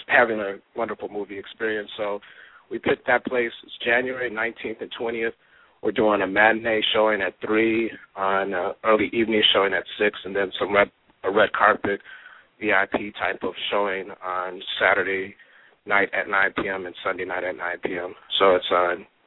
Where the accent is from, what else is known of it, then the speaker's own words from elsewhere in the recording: Milwaukee, Wisconsin, United States; moved away as an adult; also born or lived in Atlanta / Los Angeles; I'm definitely born and raised, product of Milwaukee and Wisconsin